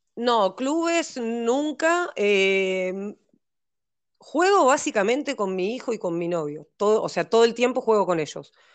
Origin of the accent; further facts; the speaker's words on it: Neuquén, Argentina; also born or lived in Montevideo, Uruguay; Soy, de Montevideo, vivo en Neuquén, viví toda mi vida en Neuquén.